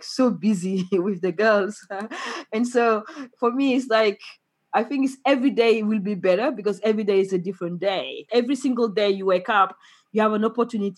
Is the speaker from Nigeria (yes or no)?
no; Senegal; I'm from Senegal